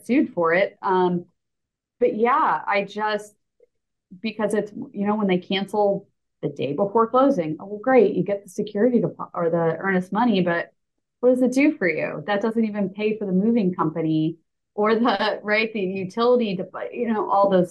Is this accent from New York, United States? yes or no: yes; New York, United States; now in Jacksonville Beach, United States; I'm originally from New York